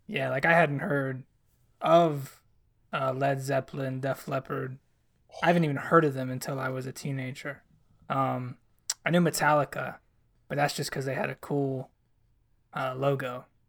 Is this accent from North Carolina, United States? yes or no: yes; North Carolina, United States; I'm from North Carolina and I grew up